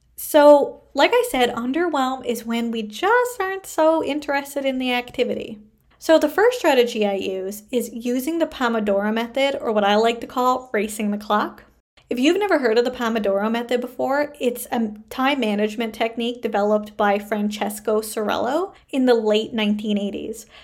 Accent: Canada; I am a Canadian social worker

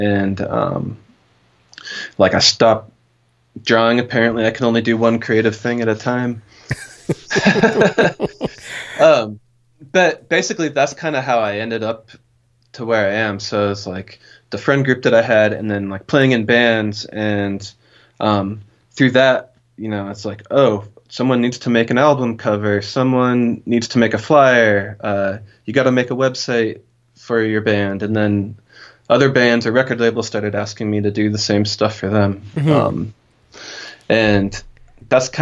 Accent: Denver, Colorado, United States; also born or lived in Kansas; now in Portland, United States; I was born in Denver and then lived for a little bit in Kansas.

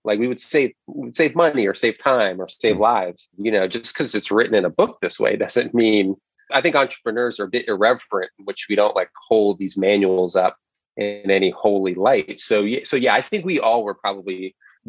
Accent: New York, United States; I grew up in New York, first generation American

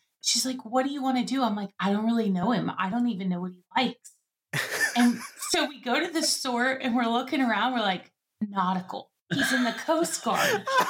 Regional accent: Guantanamo Bay, Guantánamo, Cuba; So I was visiting my parents. I grew up in Guantanamo Bay.

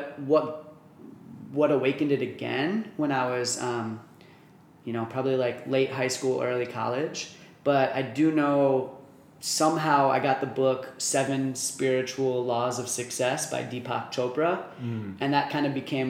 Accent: New Jersey, United States; moved away as an adult; also born or lived in Michigan; now in Arizona, United States; I'm from New Jersey originally

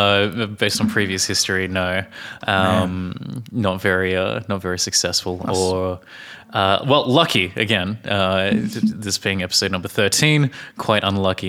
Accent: Australia; from Australia

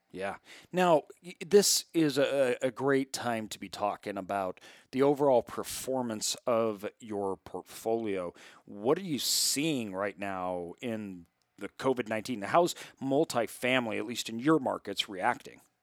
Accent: Idaho, United States; I'm from Idaho. I grew up, uh, uh, my whole family comes from farmers

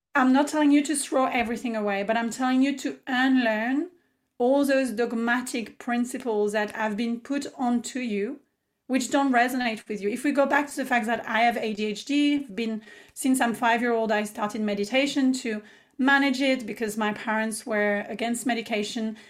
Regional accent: France; English is a second language; moved away as an adult; also born or lived in Paris, France; now in Australia; I am born and raised in France, as I've shared, and I moved to Australia about eight years ago

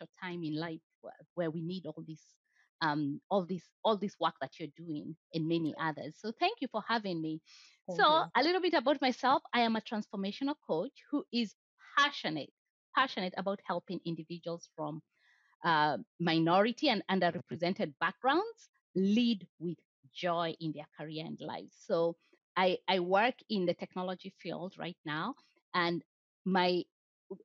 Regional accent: Kenya; English is a second language; moved away as an adult; now in United States; I never identified myself as a Black woman when I was in Kenya. But then in the US, now it became a thing. Yeah. So now I'm a Black woman. And then there's the layer of I'm not from the US, so I'm an immigrant

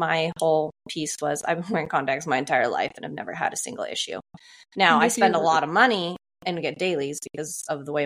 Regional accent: Columbia River, Pacific Northwest, United States; I grew up swimming in the Columbia River

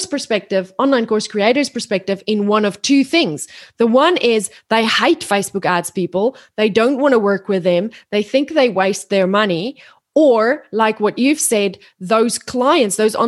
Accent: South Africa; moved away as an adult; now in Australia; I'm South African, but I've lived in Australia now for 13 years

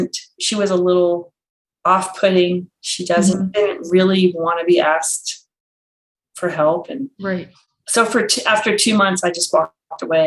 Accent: Maryland, United States; I grew up in Maryland

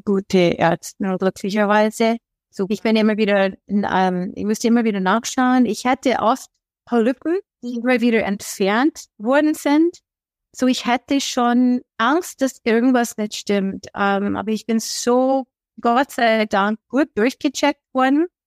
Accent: Oregon, United States; German is a second language; now in Traunstein, Germany; Ich bin aus Oregon in den USA

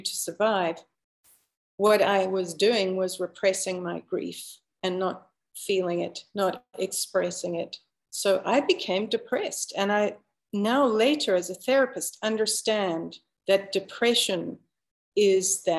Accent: South Africa; moved away as an adult; now in Canada; I was born and raised in Africa for 30 years. And so I only immigrated to Canada when I was 28.

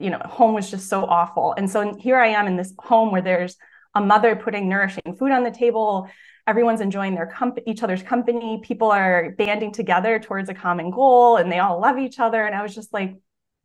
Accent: just outside of Milwaukee, Wisconsin, United States; I'm originally from Wisconsin, just outside of Milwaukee

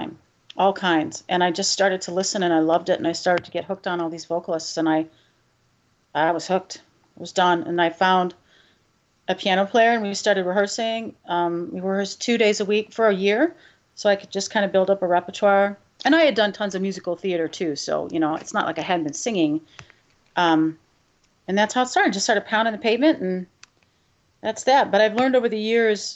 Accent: Stevensville, Michigan, United States; moved away as an adult; also born or lived in Pepperdine University (California); now in Chicago, United States; the public school where I grew up in Stevensville, Michigan

